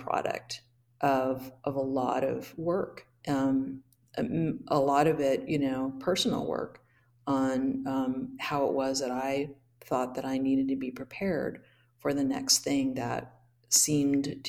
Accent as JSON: {"language": "English", "town": "Hood River", "region": "Oregon", "country": "United States", "tie": "born or raised there", "said": "my home church where I grew up in Hood River"}